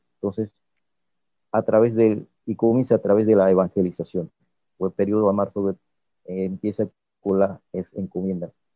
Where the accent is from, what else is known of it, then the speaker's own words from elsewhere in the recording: Playón, Guna Yala, Panama; como yo soy de Playón